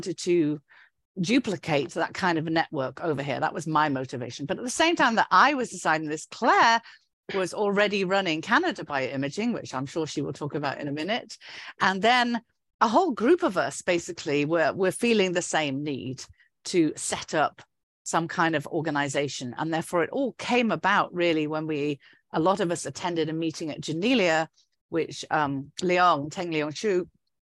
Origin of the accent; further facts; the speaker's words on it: United Kingdom; accent: British; now in United States; because of my British accent